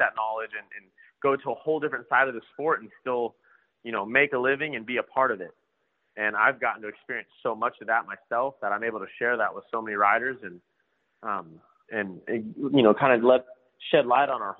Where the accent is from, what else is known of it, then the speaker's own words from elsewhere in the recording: South Texas, United States; Growing up in South Texas